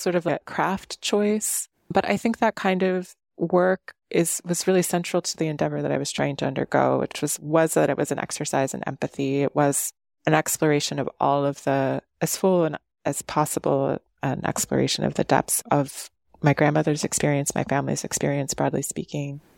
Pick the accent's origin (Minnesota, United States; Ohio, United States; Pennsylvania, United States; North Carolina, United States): Ohio, United States; Cleveland; I grew up in Cleveland.